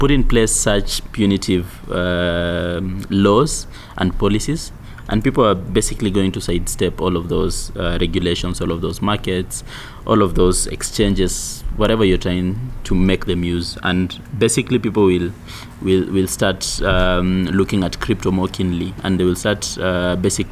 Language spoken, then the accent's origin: English; Kenya; me as a Kenyan citizen